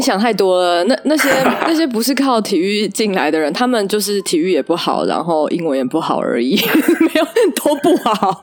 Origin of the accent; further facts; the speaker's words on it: Taichung, Taiwan; 我是台中人